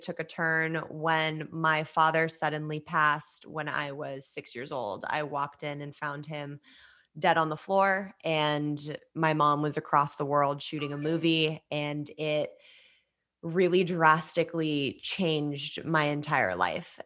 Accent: Los Angeles, California, United States; I grew up in Los Angeles, uh, born and raised

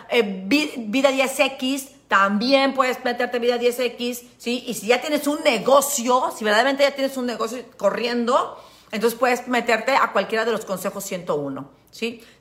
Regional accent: Veracruz, Mexico; soy de Veracruz y me sale lo pinche.

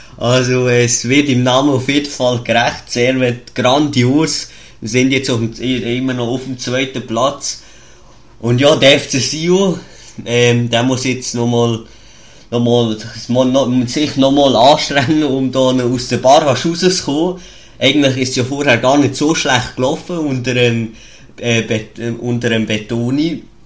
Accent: Switzerland; accent: Swiss German; ich rede Schweizerdeutsch

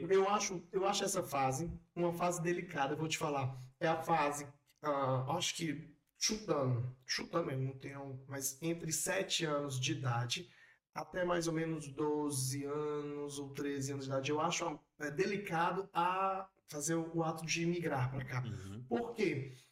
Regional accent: Brazil; e o que é, eu não gosto de usar as expressões e vou ser mais maneiro. O que é cultural e o que é só porque eu sou brasileiro.

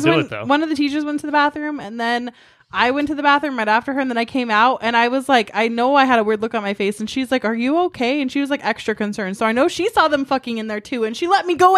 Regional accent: Bountiful, Utah, United States; I grew up in Bountiful, you guys. It's like full of Mormons. It's full of Mormons.

